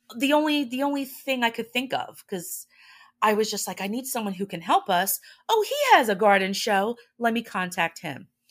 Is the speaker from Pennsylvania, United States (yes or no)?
no; New Jersey, United States; we're from Jersey